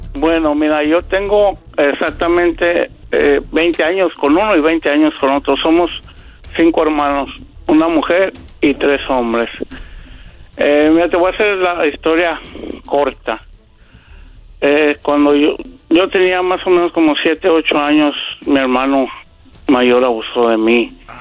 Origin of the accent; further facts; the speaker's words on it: Guadalajara, Jalisco, Mexico; moved away; Nosotros somos de Guadalajara